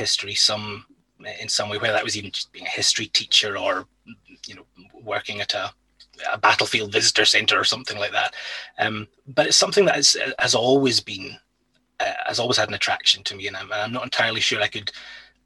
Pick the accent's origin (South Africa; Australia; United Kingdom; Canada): United Kingdom; Inverness, Scotland; also born or lived in Stirling; I was born and grew up in Inverness.